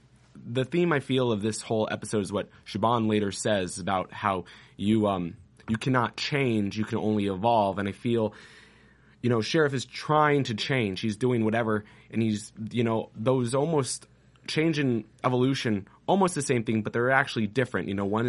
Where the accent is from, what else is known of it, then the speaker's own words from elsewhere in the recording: Phoenix, Arizona, United States; I mean, I'm from Phoenix and all of us.